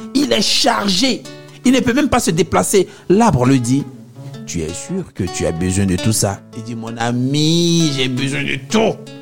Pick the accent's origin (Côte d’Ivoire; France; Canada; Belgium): Côte d’Ivoire; Abidjan; chez nous à Abidjan